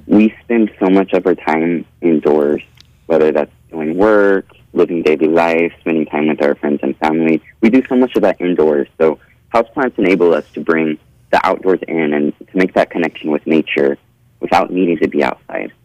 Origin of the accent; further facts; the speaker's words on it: Bakersfield, California, United States; also born or lived in Oregon; I was born and raised in Bakersfield.